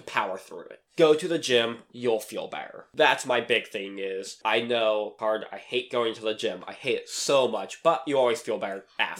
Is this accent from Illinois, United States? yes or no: no; Pennsylvania, United States; moved away; Because I'm from Pennsylvania.